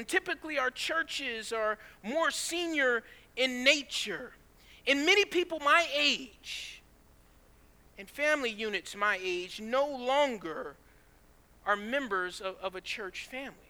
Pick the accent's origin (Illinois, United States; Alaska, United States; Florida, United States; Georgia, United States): Georgia, United States; also born or lived in California; I was born in California, but raised in Georgia